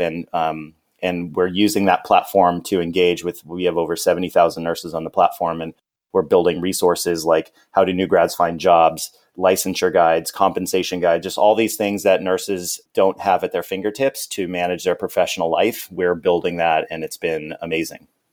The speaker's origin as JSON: {"language": "English", "region": "California", "country": "United States", "also_born_or_lived": "Arizona", "moved": "as an adult", "said": "I'm from California."}